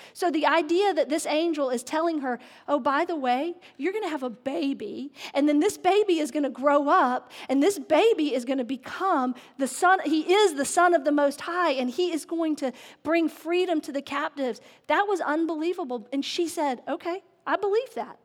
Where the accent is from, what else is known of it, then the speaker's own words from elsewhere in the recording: the South, United States; I grew up in the South